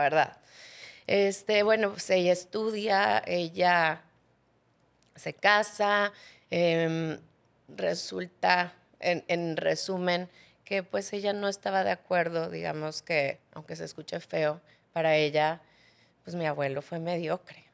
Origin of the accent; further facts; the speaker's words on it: Cozumel, Quintana Roo, Mexico; yo nací en Cozumel